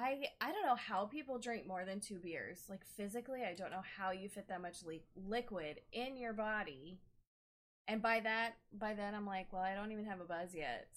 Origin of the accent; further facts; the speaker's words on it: the South, United States; I'm from the South